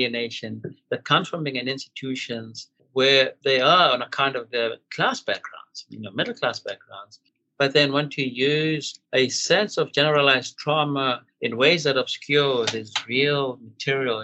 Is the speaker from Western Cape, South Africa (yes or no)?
no; Katlehong, Gauteng, South Africa; Katlo, my hometown